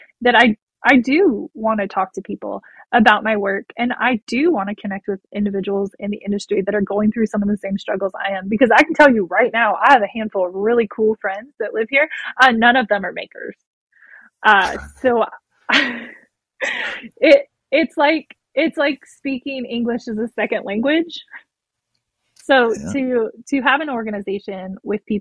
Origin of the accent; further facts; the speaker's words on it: California, United States; I'm from California, but I didn't grow up on a generational ranch